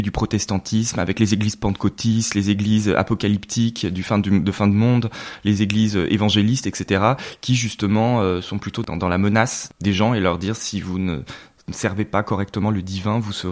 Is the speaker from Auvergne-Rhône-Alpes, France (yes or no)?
yes; Lyon, Auvergne-Rhône-Alpes, France; Alors c'est vrai mm. qu'on est originaire de Lyon. Mes parents, par le, jeu des mutations, euh, ont également été amenés à bouger euh, donc pas mal euh, en France.